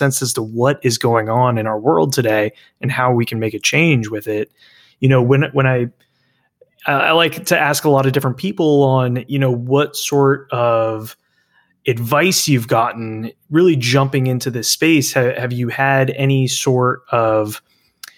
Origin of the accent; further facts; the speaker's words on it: Dallas, Texas, United States; my hometown of Dallas